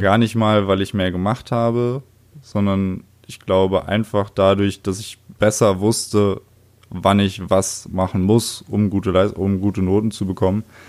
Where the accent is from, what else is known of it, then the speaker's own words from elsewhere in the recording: Oranienburg, Brandenburg, Germany; ich wurde im schönen Jahr 1995 im Februar in Oranienburg geboren. Geil. Das ist eine kleinere Stadt nördlich von Berlin. Mhm. Und ja, da bin ich aufgewachsen.